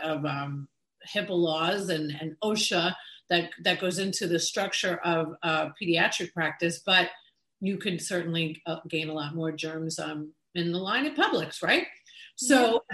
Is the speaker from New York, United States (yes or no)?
yes; New York, United States; the Latin flavor that I grew up with in New York